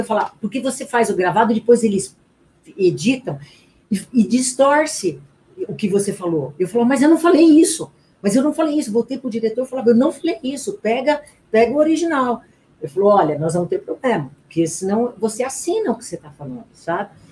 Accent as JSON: {"language": "Portuguese", "town": "Garça", "region": "São Paulo", "country": "Brazil", "tie": "born or raised there", "accent": "interior", "moved": "yes", "lives_now": "São Paulo, Brazil", "said": "Eu nasci em Garça, né? É, eu, eu, saí da cidade do interior, mas o interior não saiu de dentro de mim"}